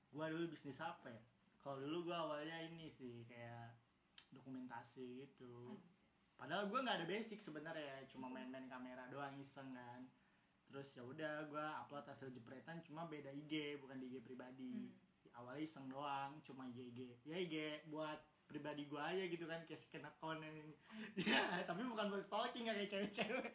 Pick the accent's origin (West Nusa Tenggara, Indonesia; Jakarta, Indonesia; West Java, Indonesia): Jakarta, Indonesia; also born or lived in Lampung; Gua asalnya dari Jakarta, cuma lahirnya di Lampung